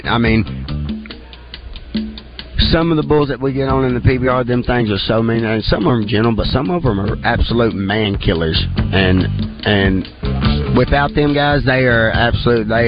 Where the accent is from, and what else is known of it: Hamburg, Arkansas, United States